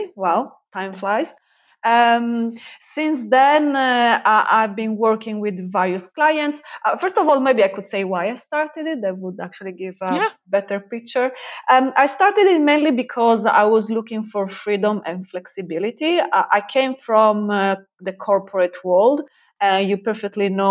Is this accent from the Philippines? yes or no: no; Italy; now in United Kingdom; I'm based in the UK and I spend there most of my time, but I'm from Italy